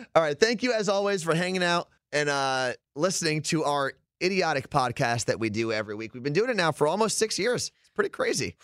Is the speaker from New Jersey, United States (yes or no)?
yes; New Jersey, United States; I'm from New Jersey.